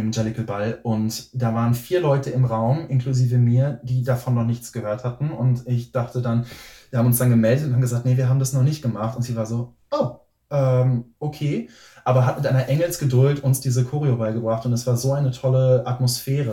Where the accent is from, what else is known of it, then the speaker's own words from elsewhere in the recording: near Bielefeld, North Rhine-Westphalia, Germany; moved away as an adult; also born or lived in Berlin; ich komme aus der Nähe von Bielefeld